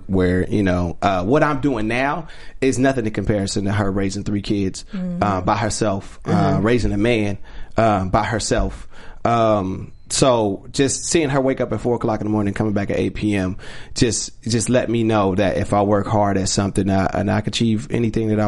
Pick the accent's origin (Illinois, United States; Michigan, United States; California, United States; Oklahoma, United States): California, United States; Rialto; also born or lived in Compton, California; I grew up in a neighborhood called the Vineyards